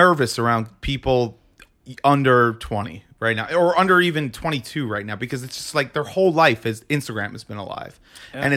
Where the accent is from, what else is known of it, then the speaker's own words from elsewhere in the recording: Rockland County, New York suburbs, United States; I was in the suburbs of New York